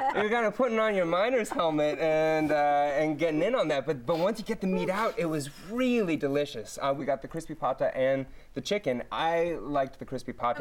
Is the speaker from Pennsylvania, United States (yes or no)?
no; Oakland, California, United States; moved away as an adult; also born or lived in Los Angeles; I grew up in Oakland